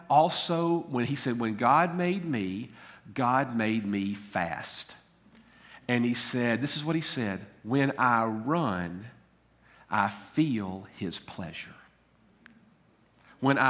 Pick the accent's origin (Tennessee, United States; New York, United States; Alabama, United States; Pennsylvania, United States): Tennessee, United States; Tullahoma; I was born in Coffee County, Tennessee, actually in Harton Hospital in Tullahoma.